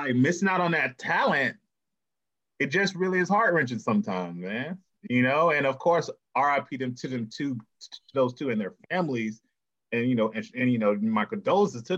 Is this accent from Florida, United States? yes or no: yes; Miami, Florida, United States; I'm from Miami